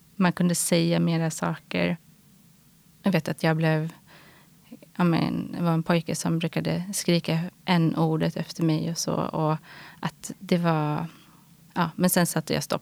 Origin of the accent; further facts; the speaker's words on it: Stockholm, Stockholm County, Sweden; jag är uppvuxen här i Stockholm, i eh, Sätra, en förort.